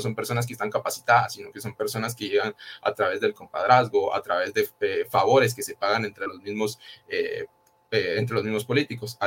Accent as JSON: {"language": "Spanish", "country": "Guatemala", "said": "nosotros como guatemaltecos y guatemaltecas"}